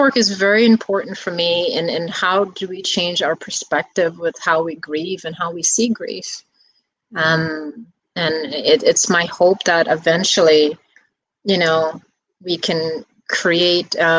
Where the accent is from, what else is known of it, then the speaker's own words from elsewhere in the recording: New York City, New York, United States; I grew up in the Bronx